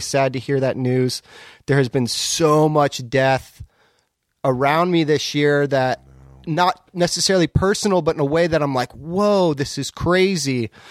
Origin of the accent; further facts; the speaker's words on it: Southern California, United States; moved away as an adult; now in Portland, United States; I'm from Southern California, originally. I've lived in Portland for, let's see, fifteen, sixteen years